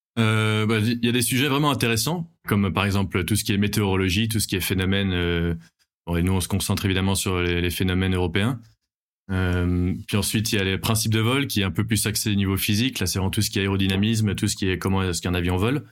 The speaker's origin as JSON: {"language": "French", "country": "Belgium", "moved": "as an adult", "lives_now": "Bordeaux, France", "said": "je viens de Belgique et j'habite à Bordeaux maintenant depuis 4 ans"}